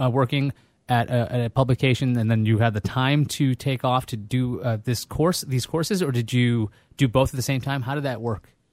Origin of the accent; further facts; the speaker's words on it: New York City, New York, United States; moved away as an adult; also born or lived in Boston / Connecticut / Vermont; I grew up in Queens